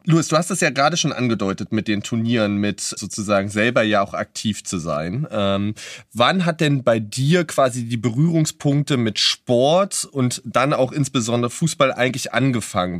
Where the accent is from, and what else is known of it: Berlin, Germany